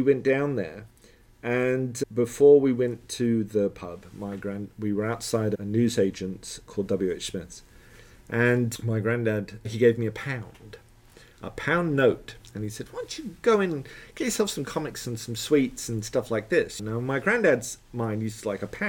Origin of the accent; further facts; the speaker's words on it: Letchworth, East of England, United Kingdom; moved away; also born or lived in Hollywood, Florida; Letchworth, which is where I grew up